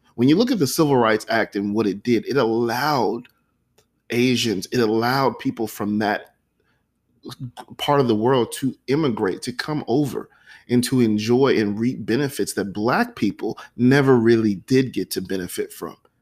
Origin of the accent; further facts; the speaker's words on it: United States; as an American